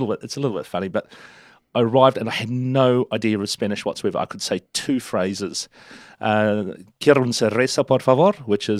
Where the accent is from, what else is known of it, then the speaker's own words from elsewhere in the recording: Turangi, Waikato, New Zealand; born there; I was born in Turangi in the southern part of the Waikato region, down the bottom end of Lake Taupo. And we moved.